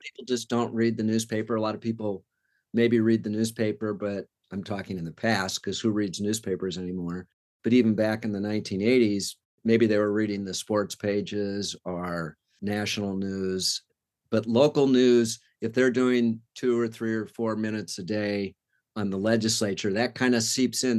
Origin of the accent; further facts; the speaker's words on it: California, United States; moved away as an adult; also born or lived in Washington, D.C.; now in Oregon, United States; I grew up in California